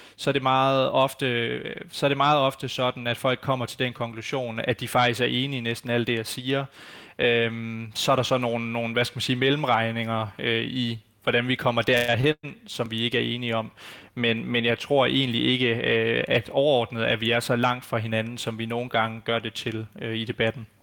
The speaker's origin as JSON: {"language": "Danish", "country": "Denmark", "said": "som danskere og som, øh, hvad skal man sige, borgere i det her samfund"}